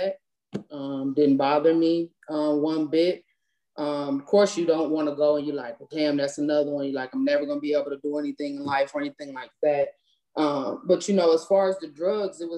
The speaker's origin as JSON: {"language": "English", "town": "Cleveland", "region": "Ohio", "country": "United States", "tie": "born or raised there", "moved": "as an adult", "said": "I'm from Cleveland, Ohio."}